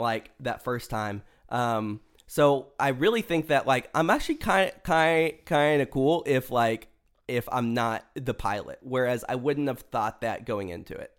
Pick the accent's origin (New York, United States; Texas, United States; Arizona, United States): Texas, United States; Pearland; now in Dallas, United States; my hometown, which I guess is like a small town ish. There's like the old part of Pearland